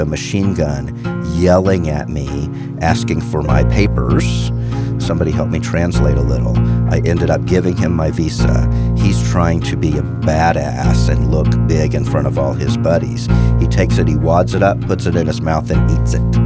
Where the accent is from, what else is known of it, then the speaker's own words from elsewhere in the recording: Houston, Texas, United States; also born or lived in Midwest; Born and raised in Houston, spent most of my childhood in Houston